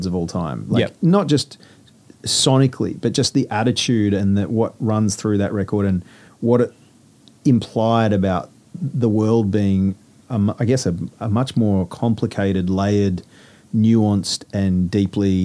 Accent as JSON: {"language": "English", "town": "Sydney", "region": "New South Wales", "country": "Australia", "tie": "born or raised there", "said": "I grew up in Sydney"}